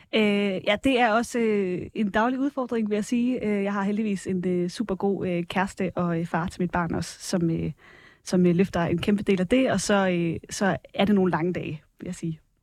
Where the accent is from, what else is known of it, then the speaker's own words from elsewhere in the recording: Varde, Southern Denmark, Denmark; voksede op i Varde, i Vestjylland